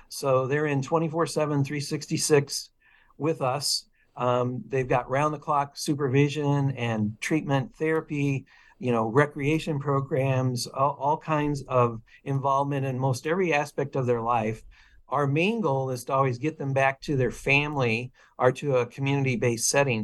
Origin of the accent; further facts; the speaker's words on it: Illinois, United States; also born or lived in Portland, Oregon; now in Eugene, United States; I grew up in Illinois